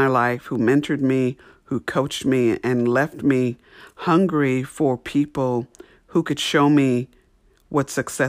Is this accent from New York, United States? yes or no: yes; New York, United States; I grew up in New York